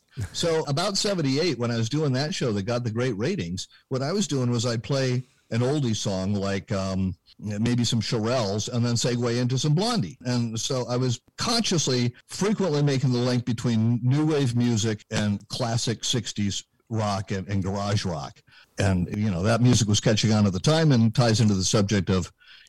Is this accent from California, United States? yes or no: yes; Berkeley, California, United States; Now, I was born and raised in Berkeley, California, which, as I like to say, ill-prepared me for reality.